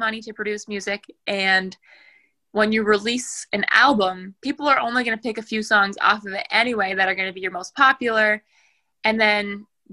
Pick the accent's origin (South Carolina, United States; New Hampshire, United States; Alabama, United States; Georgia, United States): New Hampshire, United States; I'm from New Hampshire